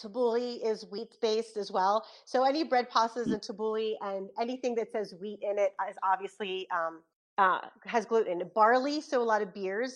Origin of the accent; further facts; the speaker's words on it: Philadelphia, Pennsylvania, United States; I'm from South Philly originally